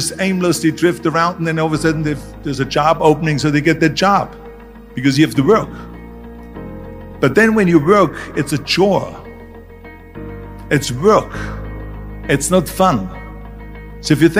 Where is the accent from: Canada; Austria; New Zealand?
Austria; moved away; I was born in 1947 in Austria after the Second World War.